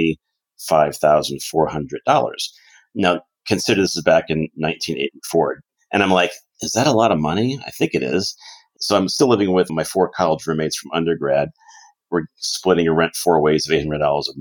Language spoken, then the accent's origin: English; Connecticut, United States; now in Arizona, United States; when I was a young lad in Connecticut, growing up in Connecticut